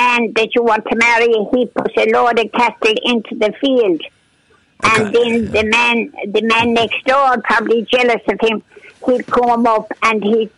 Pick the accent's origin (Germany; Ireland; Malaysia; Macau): Ireland; moved away as an adult; also born or lived in United States; life growing up in Clonina, going to the bog and cutting the turf and doing the potatoes